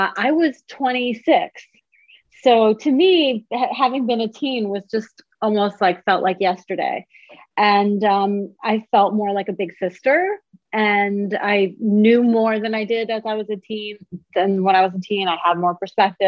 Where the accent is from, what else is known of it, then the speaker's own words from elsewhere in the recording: Tehran, Tehran Province, Iran; now in United States; I was born in Tehran